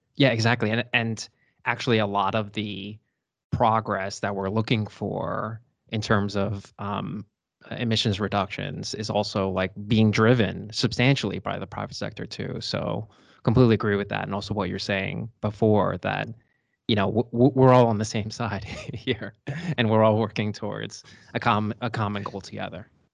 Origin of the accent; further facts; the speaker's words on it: United States; now in Dusseldorf, Germany; I'm an American lawyer at Clifford Chance, Germany